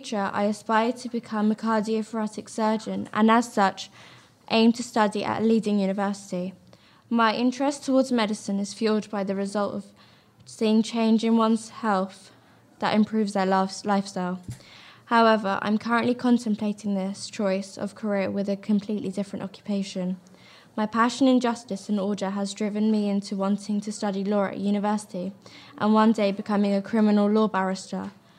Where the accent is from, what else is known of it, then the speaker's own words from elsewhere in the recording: England, United Kingdom; born there; Although I was born in England, I have Indian roots and love the diversity of both cultures.